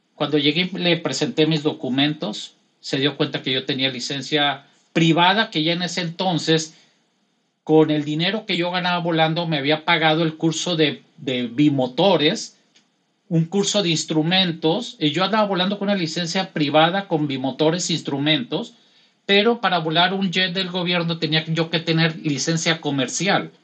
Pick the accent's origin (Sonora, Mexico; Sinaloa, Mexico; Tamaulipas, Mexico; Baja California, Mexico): Sinaloa, Mexico; Los Mochis; moved away as an adult; now in Dubai, United Arab Emirates; yo soy de los Mochis, Sinaloa